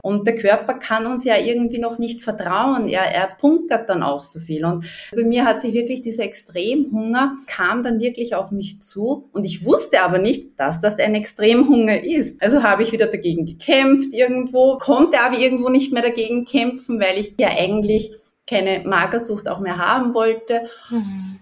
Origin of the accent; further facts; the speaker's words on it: Upper Austria, Austria; ich komme aus Österreich, aus Oberösterreich, hört man vielleicht ein bisschen raus